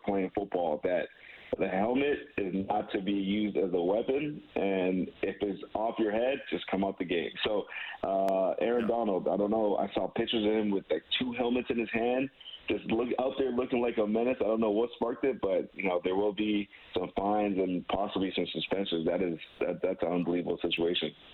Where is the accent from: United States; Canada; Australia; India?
Canada; as a Canadian